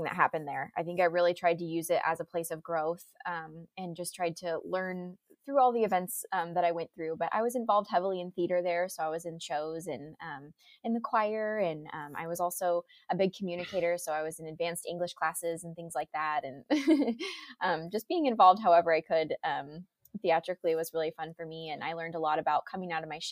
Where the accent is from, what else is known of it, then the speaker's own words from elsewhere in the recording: Folsom, California, United States; I grew up in Folsom, California